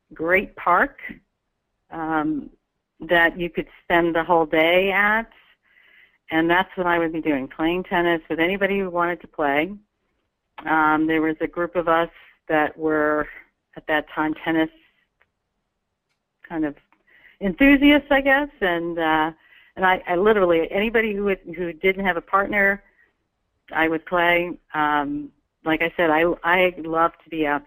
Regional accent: New York, United States; I come from New York

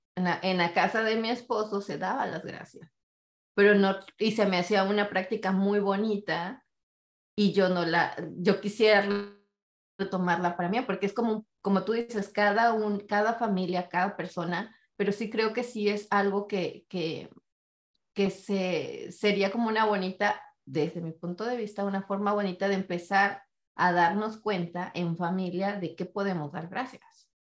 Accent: Mexico; siendo familia mexicana, donde tengo ocho tíos de un lado y ocho tíos del otro

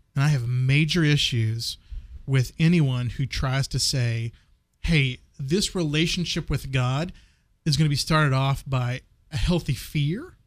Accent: West Texas, United States; I grew up in West Texas

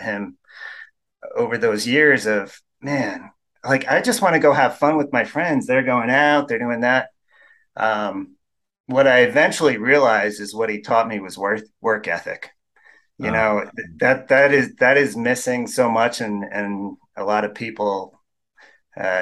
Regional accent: New York, United States; moved away as an adult; also born or lived in Denver; now in Utah, United States; growing up in New York

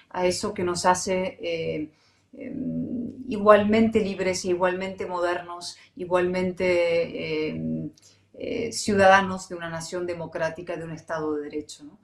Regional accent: Spain; born there; A ver, primero un matiz. Yo nací en España. Ok. por casualidad en España.

